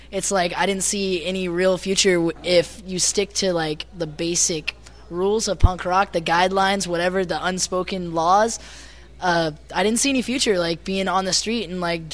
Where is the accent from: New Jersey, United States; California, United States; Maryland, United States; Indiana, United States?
California, United States; Orange County, Southern; now in Idaho, United States; me and Chris are actually from Southern California. We're actually originally from, like, the Orange County area